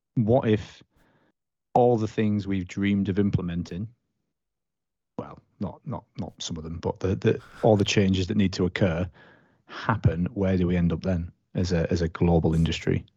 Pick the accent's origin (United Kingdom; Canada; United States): United Kingdom; being British